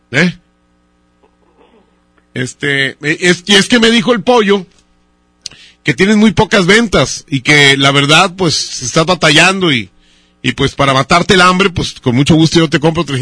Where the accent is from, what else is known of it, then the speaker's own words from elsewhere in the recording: Zaragoza, Mexico; Sí, soy de Zaragoza. Allá nací.